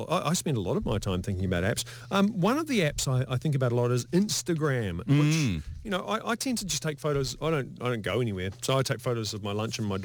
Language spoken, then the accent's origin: English; Lower Hutt, Wellington, New Zealand; I'm from Lower Hutt, so I'm going.